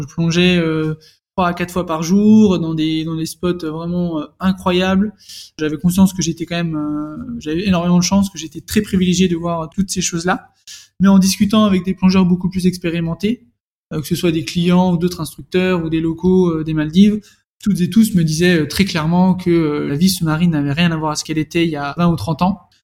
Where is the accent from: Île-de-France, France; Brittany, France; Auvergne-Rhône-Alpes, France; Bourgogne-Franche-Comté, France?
Bourgogne-Franche-Comté, France; Dijon; moved away; je suis née né à Dijon, j'ai fait toute mon enfance à Dijon.